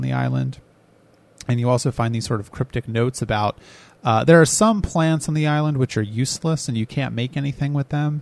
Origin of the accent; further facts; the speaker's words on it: United States; I'm American.